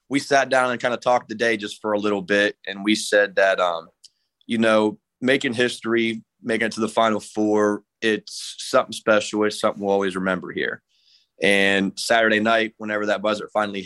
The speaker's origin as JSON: {"language": "English", "area": "Monroe County", "region": "Ohio", "country": "United States", "tie": "born or raised there", "said": "my hometown, my area where I'm from, Monroe County"}